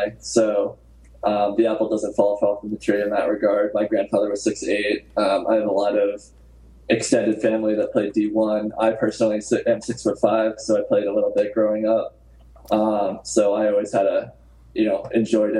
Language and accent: English; Southern Connecticut, United States; I grew up in Southern Connecticut